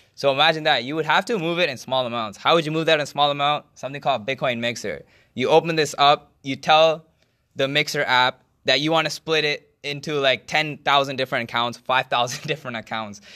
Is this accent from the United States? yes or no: no; Canada; I'm a Canadian and my bank is from Canada